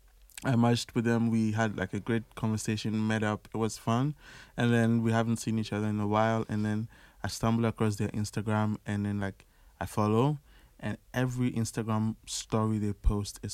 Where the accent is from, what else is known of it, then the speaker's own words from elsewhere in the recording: Ghana; now in Paris, France; I'm from Ghana